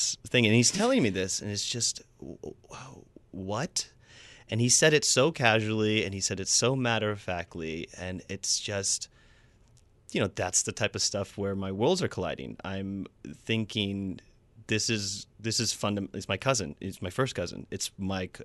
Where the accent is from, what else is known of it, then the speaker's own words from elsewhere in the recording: Huntsville, Alabama, United States; moved away; also born or lived in Atlanta; grew up in Huntsville, Alabama, where Christianity kind of reigns true